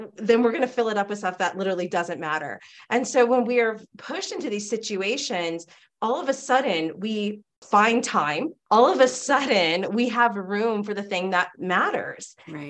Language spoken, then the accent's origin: English; California, United States; I grew up in California